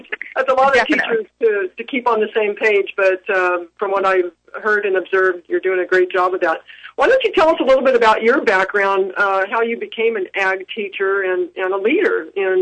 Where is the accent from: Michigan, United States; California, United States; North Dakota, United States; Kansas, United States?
California, United States; Tulare; I'm from that area as well, from Tulare. I hail from Tulare, from a farm family there as well